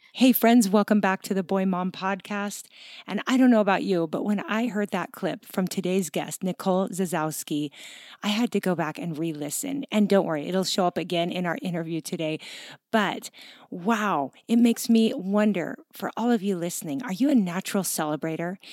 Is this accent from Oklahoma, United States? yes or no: no; Pacific Northwest, Seattle area, Washington, United States; moved away; We're both from the Pacific Northwest, the Seattle